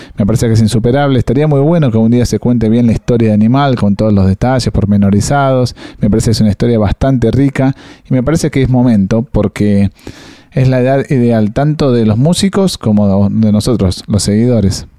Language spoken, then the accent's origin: Spanish; Argentina; somos argentinos